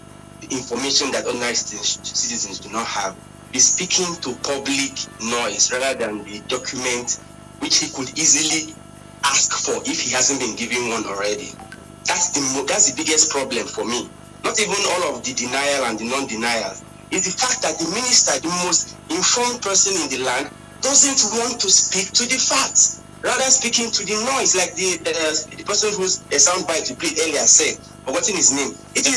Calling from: Abuja, Federal Capital Territory, Nigeria; I'm calling from Abuja.

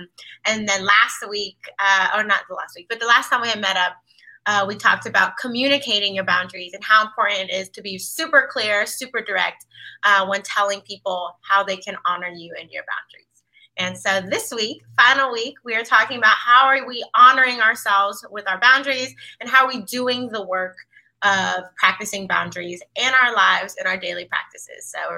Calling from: Washington, District of Columbia, United States; I'm tuning in from Washington, D.C.

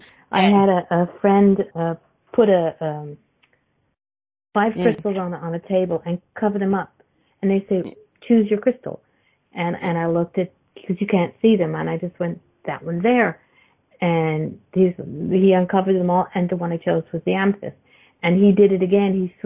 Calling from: Canada; I'm from Canada.

